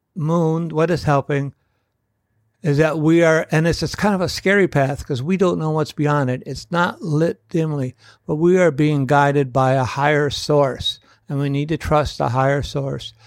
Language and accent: English; United States; as the American people